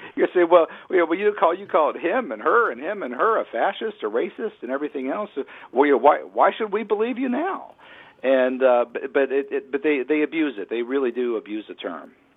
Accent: Pittsburgh, Pennsylvania, United States; I'm from Pittsburgh

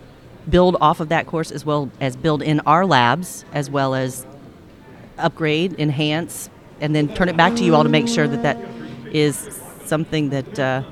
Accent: Cary, North Carolina, United States; I'm from North Carolina, Cary, North Carolina.

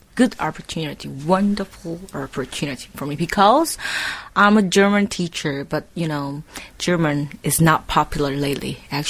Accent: South Korea; English is a second language; I'm Korean girl.

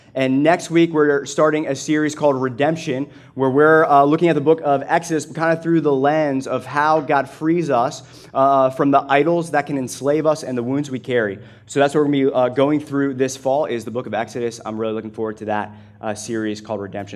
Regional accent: United States; I'm an American

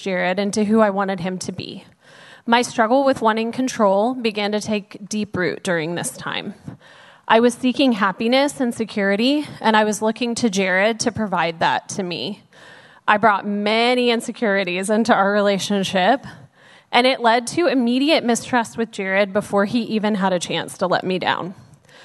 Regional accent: Dallas, Texas, United States; I was born and raised in Dallas

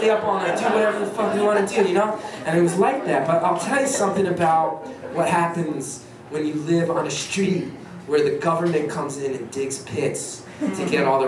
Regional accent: West Orange, New Jersey, United States; I grew up in West Orange, New Jersey

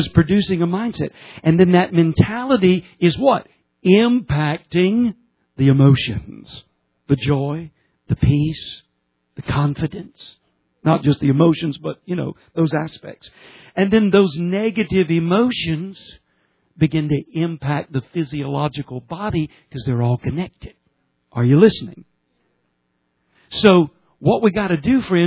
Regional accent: Georgia, United States; I'm from Georgia

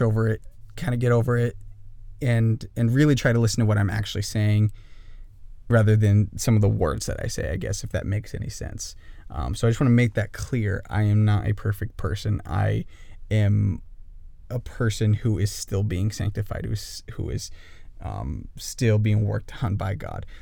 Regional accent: northern Idaho, United States; also born or lived in Kailua-Kona, Hawaii; I grew up in northern Idaho

